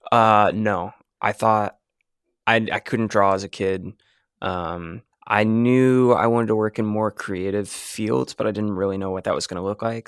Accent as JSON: {"language": "English", "town": "Jacksonville", "region": "Florida", "country": "United States", "also_born_or_lived": "Mobile, Alabama", "moved": "as an adult", "said": "I'm from Jacksonville, Florida"}